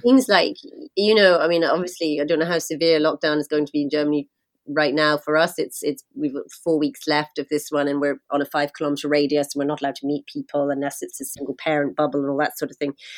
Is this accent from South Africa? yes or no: no; London, United Kingdom; now in Ireland; I'm from London